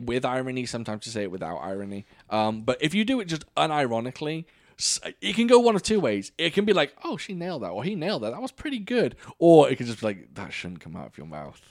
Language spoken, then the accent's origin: English; United Kingdom; now in United States; I have to be the only British person